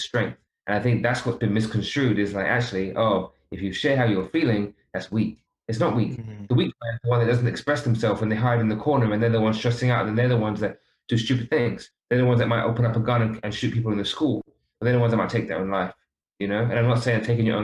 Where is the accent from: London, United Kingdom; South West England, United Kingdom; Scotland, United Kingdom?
London, United Kingdom; I was brought up in London. I'm not brought up back home.